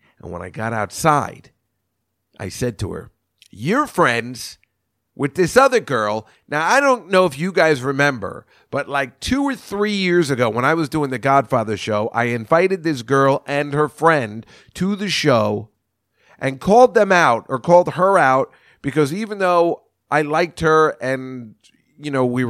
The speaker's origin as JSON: {"language": "English", "region": "New Jersey", "country": "United States", "tie": "born or raised there", "said": "And he's from my hometown of New Jersey."}